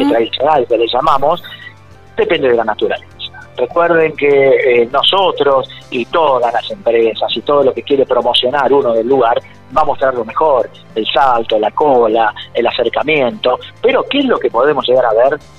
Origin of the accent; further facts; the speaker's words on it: Puerto Pirámides, Chubut, Argentina; por mi pueblo, por Puerto Pirámides